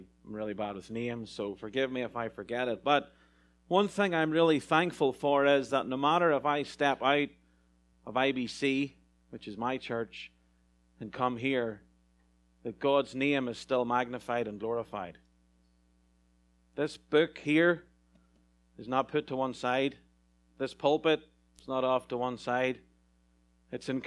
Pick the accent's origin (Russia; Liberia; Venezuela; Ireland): Ireland; moved away as an adult; now in California, United States; As an Irishman coming to a far-off field, the west side of America, to California